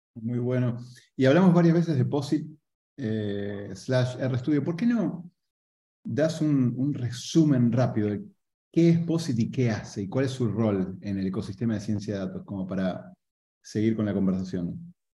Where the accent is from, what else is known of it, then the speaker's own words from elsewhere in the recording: Argentina; yo soy argentino